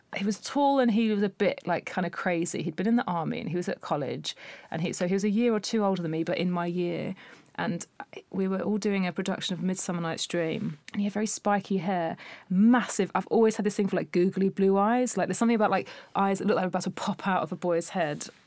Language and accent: English; Essex, East of England, United Kingdom; growing up in Essex